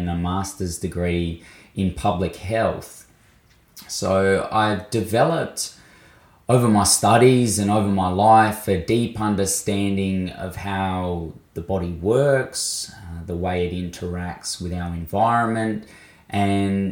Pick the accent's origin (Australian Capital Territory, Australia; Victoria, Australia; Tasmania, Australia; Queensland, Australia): Victoria, Australia; Mildura; also born or lived in Bathurst, New South Wales; now in Adelaide, Australia; I was born on Wiradjuri country in Bathurst of New South Wales and grew up for most of my life on Lachi Lachi and Barkindji country in Mildura in Victoria.